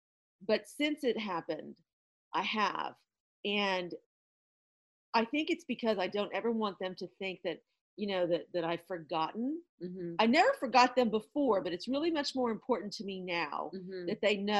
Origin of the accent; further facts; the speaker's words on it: Midwest, United States; now in East Coast, United States; I grew up in the Midwest and it's a much slower pace of life